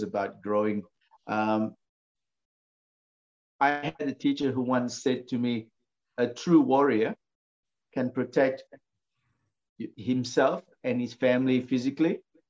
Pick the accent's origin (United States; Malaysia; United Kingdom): Malaysia; I grew up in Malaysia